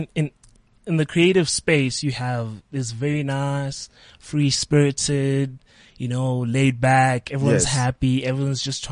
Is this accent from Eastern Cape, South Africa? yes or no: yes; Port Elizabeth, Eastern Cape, South Africa; now in Johannesburg, South Africa; I'm from Port Elizabeth